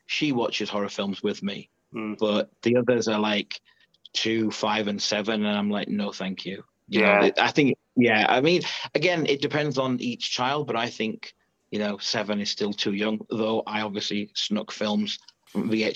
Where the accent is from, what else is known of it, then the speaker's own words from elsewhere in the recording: Leeds, Yorkshire and the Humber, United Kingdom; I'm from Leeds in England, 41.